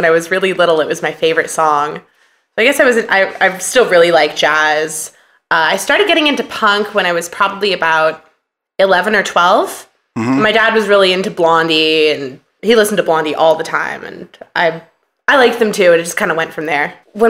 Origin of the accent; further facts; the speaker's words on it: Portland, Oregon, United States; also born or lived in San Francisco, California; I grew up in Portland, Oregon, for the most part. I was born in San Francisco, but my family moved to Portland when I was very young.